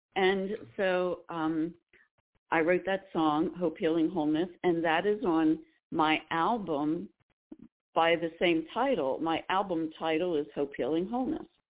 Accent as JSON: {"language": "English", "area": "Lancaster County", "region": "Pennsylvania", "country": "United States", "said": "I'm from Lancaster County, Pennsylvania. I'm a Pennsylvania Dutch girl"}